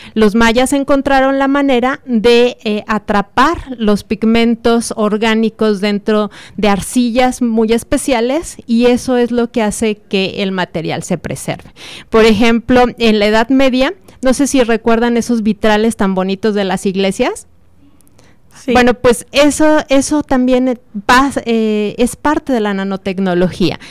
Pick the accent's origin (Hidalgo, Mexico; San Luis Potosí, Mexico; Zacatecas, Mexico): San Luis Potosí, Mexico; moved away as an adult; now in Celaya, Mexico; yo nací en San Luis Potosí, donde estudié mi doctorado en la Universidad Autónoma de San Luis Potosí